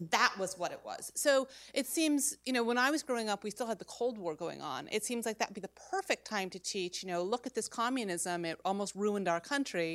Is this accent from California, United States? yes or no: no; Salem, Massachusetts, United States; I'm actually from Salem and a Mayflower descendant